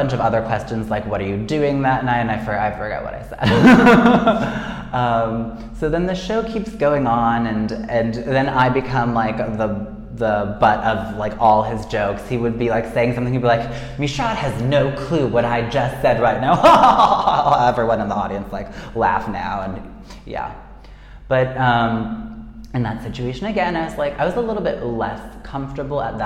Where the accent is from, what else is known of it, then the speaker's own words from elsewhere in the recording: United States; moved away as an adult; now in Buenos Aires, Argentina; I'm American